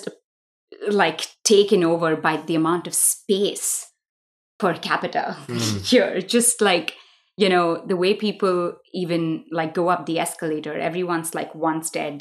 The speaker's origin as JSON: {"language": "English", "town": "Mumbai", "region": "Maharashtra", "country": "India", "tie": "born or raised there", "moved": "yes", "said": "I grew up in Mumbai when it was still Bombay, so I kind of refuse to call it Mumbai, but for the world I do. I grew up, I was born there, I was raised there."}